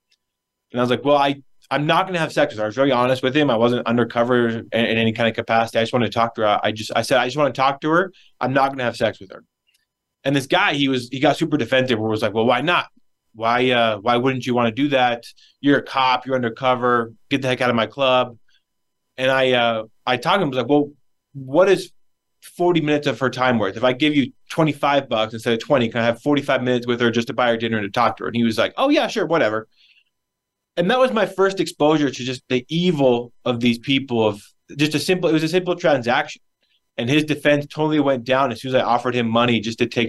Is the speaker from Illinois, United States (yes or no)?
no; Wyoming, United States; I'm from Wyoming. That's where I grew up. I was born and raised in the Cowboy State